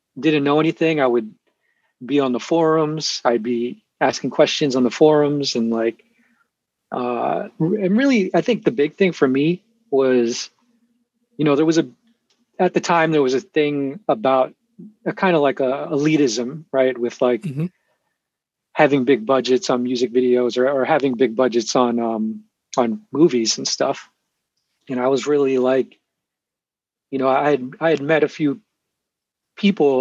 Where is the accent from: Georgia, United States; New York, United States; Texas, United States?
New York, United States; New York City; moved away as an adult; now in Michigan, United States; I'm from Queens, New York, originally